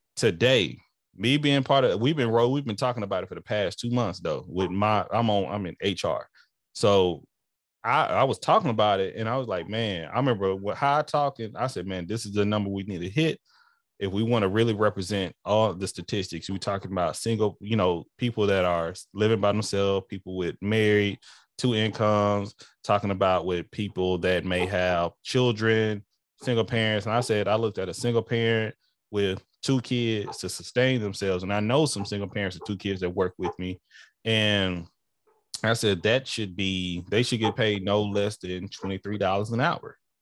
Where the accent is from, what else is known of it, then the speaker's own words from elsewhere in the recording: Texas, United States; moved away; I am a Texan. Like, uh, it's, that's my culture.